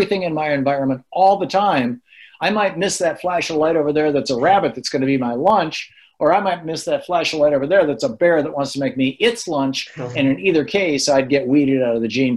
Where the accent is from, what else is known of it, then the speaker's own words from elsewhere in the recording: United States; as an American